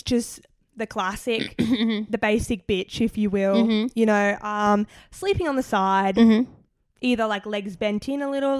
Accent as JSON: {"language": "English", "town": "Gold Coast", "region": "Queensland", "country": "Australia", "moved": "yes", "lives_now": "New South Wales, Australia", "said": "I'm actually from the Gold Coast."}